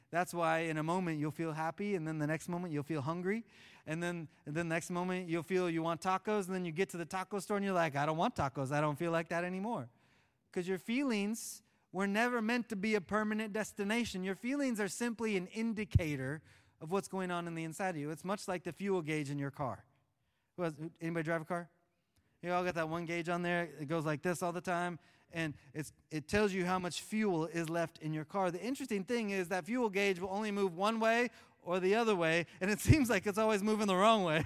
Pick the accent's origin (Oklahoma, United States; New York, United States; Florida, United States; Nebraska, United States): Oklahoma, United States; I'm from Oklahoma